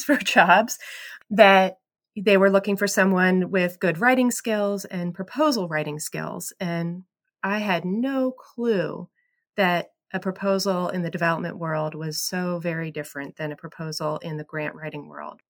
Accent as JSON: {"language": "English", "town": "State College", "region": "Pennsylvania", "country": "United States", "tie": "born or raised there", "said": "I grew up in State College around Penn State"}